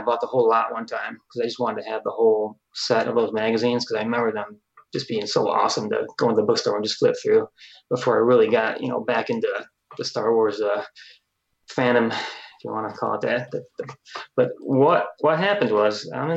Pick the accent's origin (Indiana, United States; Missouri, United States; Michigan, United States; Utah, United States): Michigan, United States; Detroit; moved away as an adult; now in Florida, United States; we're originally from Michigan, the Detroit area